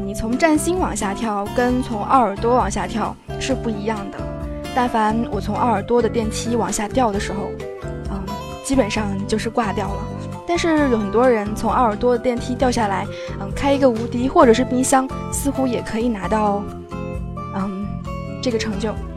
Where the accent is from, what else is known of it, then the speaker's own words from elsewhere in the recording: Fujian, China; 作为一个福建人